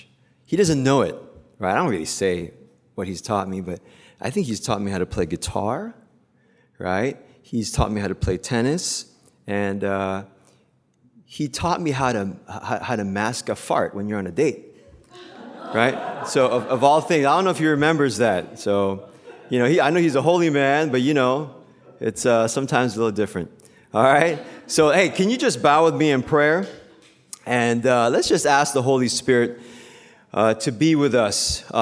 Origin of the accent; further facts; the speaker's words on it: Philippines; English is a second language; now in United States; Because I grew up in the Philippines, but I went to school here. And it's really interesting, kind of like the hybrid culture that we have, right? As Asian Americans, as Korean Americans.